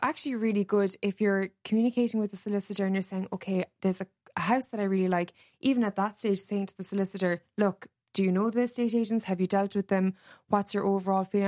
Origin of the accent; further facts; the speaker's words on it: Cork, Munster, Ireland; now in Dublin, Ireland; I'm from Cork originally